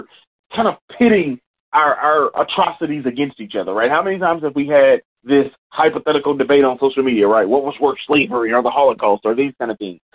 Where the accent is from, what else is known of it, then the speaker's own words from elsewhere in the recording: Indianapolis, Indiana, United States; growing up in the Midwest in Indianapolis